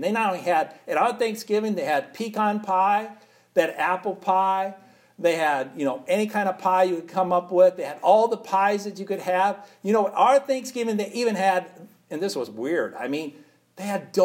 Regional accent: United States; And we're American people.

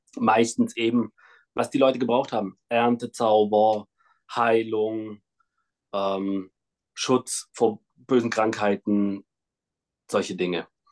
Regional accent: Kazakhstan; moved away; geboren bin ich in Kasachstan in einem kleinen Dorf

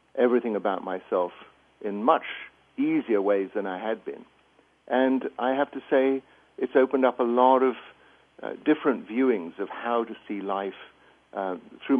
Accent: England, United Kingdom; moved away as an adult; as you can probably get from my accent, I grew up in England, went through the schooling system there

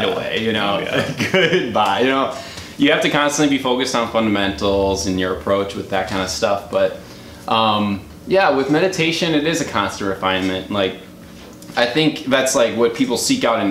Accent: Waukesha, Wisconsin, United States; also born or lived in Milwaukee, Wisconsin; I grew up in Waukesha, little kid in Waukesha, very conservative city in Wisconsin

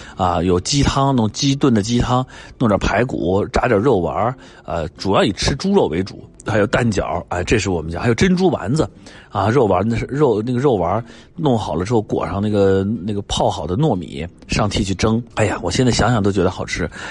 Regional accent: China; 而对于我们中国人来讲，春节那就是我们做所有的，呃，时间记忆点、节点中最为珍贵的、最为重要的，也最为有代表性的这样的一个节点

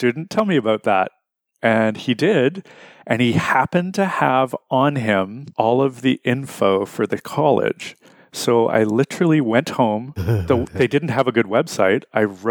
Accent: Winnipeg, Manitoba, Canada; I'm from Winnipeg

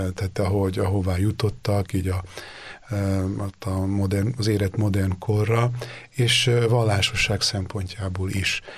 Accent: Délvidék, Vojvodina, Serbia; moved away as an adult; also born or lived in Rome, Italy; én délvidéki vagyok

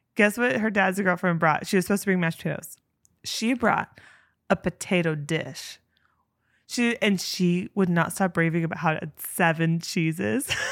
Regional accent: Spokane, Washington, United States; a person born and bred in Spokane, Washington

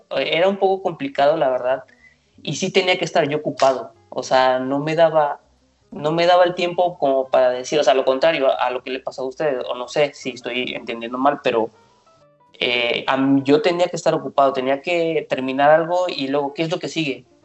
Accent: Veracruz, Mexico; now in Mexico City, Mexico; yo soy de Veracruz, trabajo, ya llevo viviendo aquí 14 años en Ciudad de México

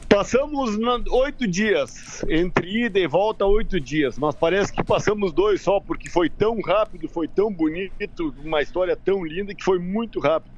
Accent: Uruguaiana, Rio Grande do Sul, Brazil; eu sou de Uruguaiana, sou da fronteira, na verdade, eu moro em Uruguaiana

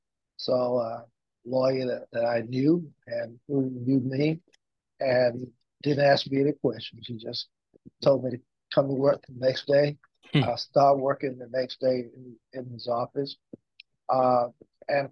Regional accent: Louisburg, North Carolina, United States; we had an office in Henderson and an office in Lewisburg, which is my hometown

